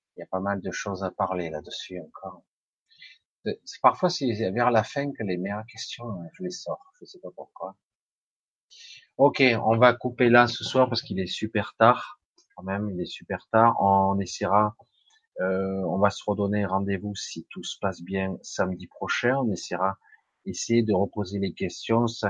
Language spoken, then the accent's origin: French; Marseille, Provence-Alpes-Côte d'Azur, France; now in Ardèche, France; je suis d'Ardèche, mais je suis né à Marseille. Je suis né à Marseille, j'ai encore un petit peu l'accent